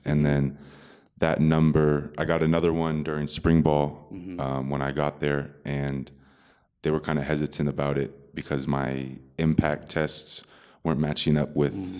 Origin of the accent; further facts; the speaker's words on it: Bay Area, California, United States; moved away as an adult; also born or lived in Texas; I'm from California. It's kind of different places around, but mostly the Bay Area, NorCal.